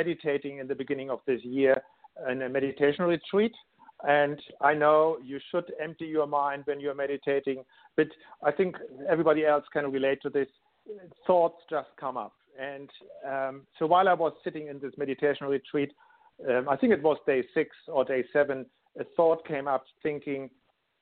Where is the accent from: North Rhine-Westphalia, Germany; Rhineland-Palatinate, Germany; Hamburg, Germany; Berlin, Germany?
Hamburg, Germany; English is a second language; moved away as an adult; now in Sydney, Australia; I'm actually born in Germany. I grew up in Hamburg, Germany, and live in Sydney now for over 13 years with my family